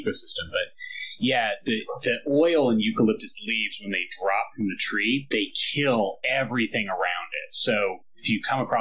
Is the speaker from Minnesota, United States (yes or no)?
no; near San Francisco, California, United States; moved away; growing up near San Francisco